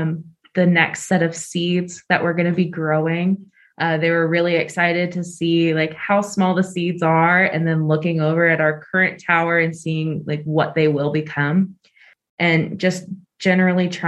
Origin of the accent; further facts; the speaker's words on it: Gwinnett County, Georgia, United States; I grew up in Gwinnett. I went to Berkmar High School